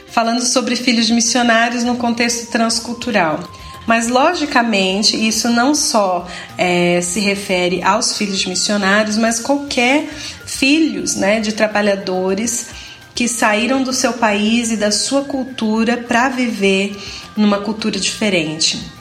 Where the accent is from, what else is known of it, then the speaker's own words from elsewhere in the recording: Brazil; moved away as an adult; minha infância e minha adolescência foi vivida unicamente no Brasil